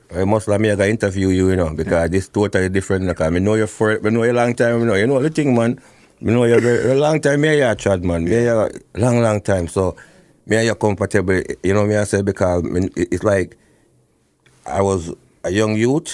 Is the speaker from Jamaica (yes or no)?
yes; Portland, Jamaica; moved away; I grew up, uh, Portland